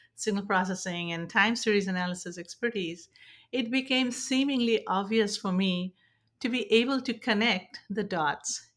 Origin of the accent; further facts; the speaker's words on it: India; now in San Francisco Bay Area, United States; I'm originally from India and now settled in the San Francisco Bay Area